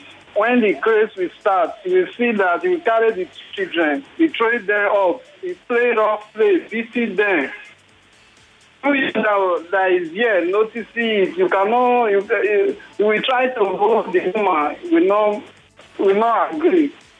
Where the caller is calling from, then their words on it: Ikeja, Lagos, Nigeria; calling from Ikeja.